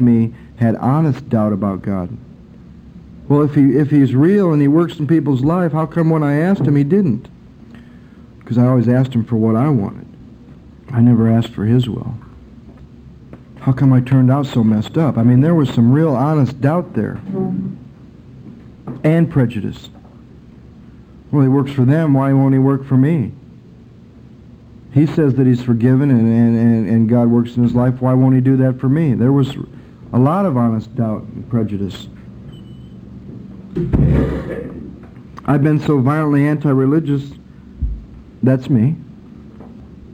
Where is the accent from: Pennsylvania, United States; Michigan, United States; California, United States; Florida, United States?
Michigan, United States; camping and out in the woods and growing up in Michigan and going to camp